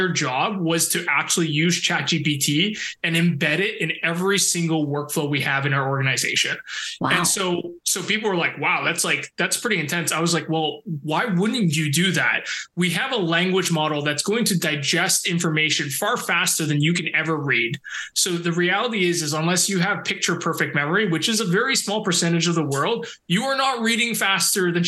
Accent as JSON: {"language": "English", "country": "Canada", "said": "I'm so Canadian that now it's just embedded in me"}